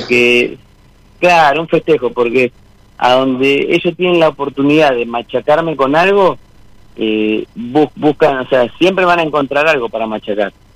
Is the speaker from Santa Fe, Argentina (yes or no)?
no; Monte Grande, Buenos Aires Province, Argentina; Soy de Monte Grande, zona